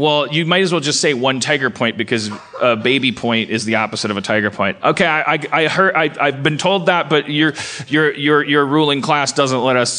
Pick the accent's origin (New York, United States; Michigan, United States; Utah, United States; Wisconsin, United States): Wisconsin, United States; Milwaukee; moved away; I was born in Milwaukee